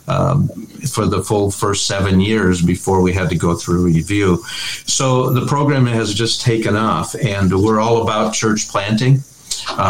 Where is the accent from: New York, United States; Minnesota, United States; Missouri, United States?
Minnesota, United States; moved away as an adult; also born or lived in Hershey, Pennsylvania / Dallas; we started seminary in Minnesota. That's our home state.